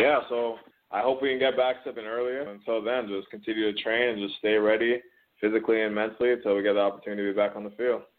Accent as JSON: {"language": "English", "town": "Toronto", "region": "Ontario", "country": "Canada", "also_born_or_lived": "Cambridge, Ontario", "said": "I'm originally from Toronto, and then right. my my family moved about an hour west to um to Cambridge"}